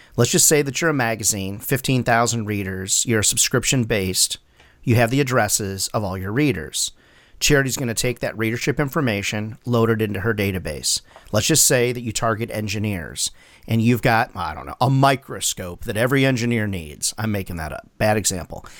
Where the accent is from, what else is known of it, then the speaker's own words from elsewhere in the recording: Chicago area, Illinois, United States; now in South Carolina, United States; I grew up in the general area